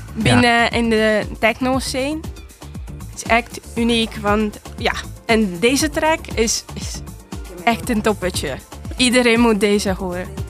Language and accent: Dutch; Hungary; moved away as an adult; now in Netherlands; ik kom uit Hongarije. Ik woon hier in Nederland sinds 2016